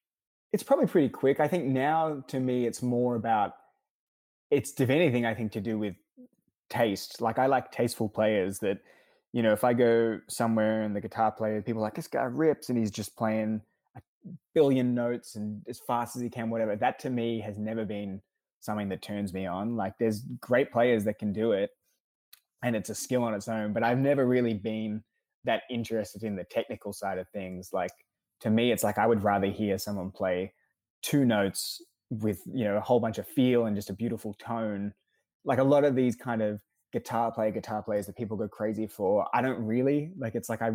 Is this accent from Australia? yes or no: yes; Australia; now in United States; I moved over from Australia to the States in 2014.